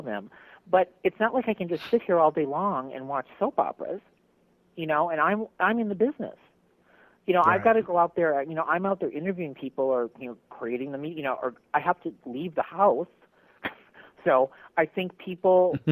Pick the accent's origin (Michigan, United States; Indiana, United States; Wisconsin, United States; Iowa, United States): Wisconsin, United States; Milwaukee; moved away; I'm from Milwaukee, Wisconsin originally